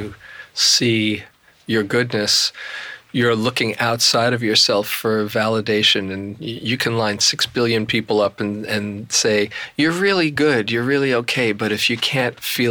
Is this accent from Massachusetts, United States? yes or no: no; New York City, New York, United States; I was from Queens